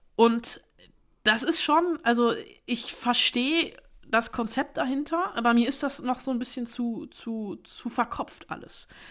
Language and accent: German; Germany; bei uns in Deutschland